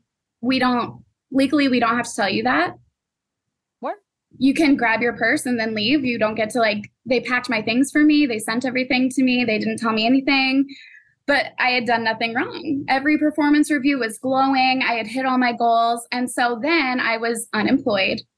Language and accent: English; Iowa, United States; moved away as an adult; now in Chicago, United States; I moved from Iowa to Chicago in 3 days